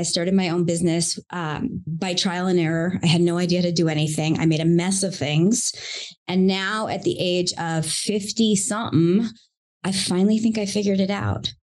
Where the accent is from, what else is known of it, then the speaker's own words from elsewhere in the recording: Long Island, New York, United States; accent: Long Island; I grew up in Long Island, New York, and you will not hear the accent unless I talk too much to you. I have lost it now, thank goodness.